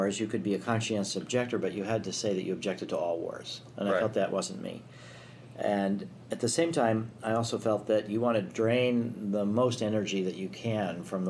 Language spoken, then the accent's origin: English; Chicago, Illinois, United States; I was raised in the Chicago area.